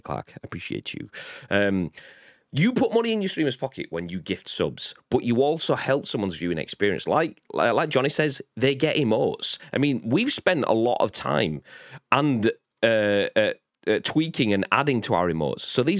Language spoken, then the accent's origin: English; the North of England, United Kingdom; I've been a Northerner my whole life, and now I'm Southern.